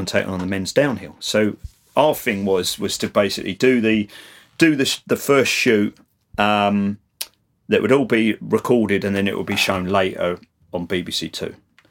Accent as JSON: {"language": "English", "region": "London", "country": "United Kingdom", "accent": "Cockney", "said": "my Cockney accent"}